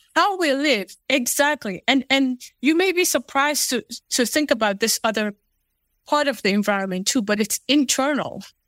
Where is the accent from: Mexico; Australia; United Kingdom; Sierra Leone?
Sierra Leone; now in United States; I was born in Sierra Leone, West Africa. So, I am Fulani by, by nature